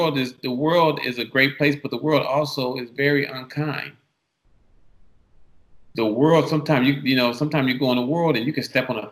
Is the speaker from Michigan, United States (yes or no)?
yes; Detroit, Michigan, United States; now in California, United States; I came from Detroit. And coming to LA was a real, coming to California was a real culture shock because my dad had just remarried, not remarried, he had just got married and he moved to the Valley.